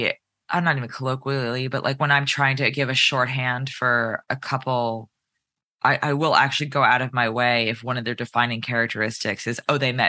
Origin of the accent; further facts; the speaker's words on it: White Plains, New York, United States; I'm from White Plains, which is about a 25-minute train ride north of the city